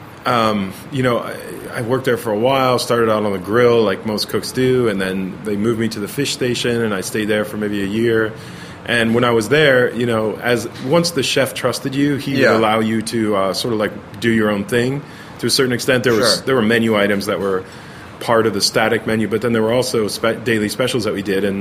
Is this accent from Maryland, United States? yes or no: no; Pennington, New Jersey, United States; now in Los Angeles, United States; New Jersey. Yeah, born and raised.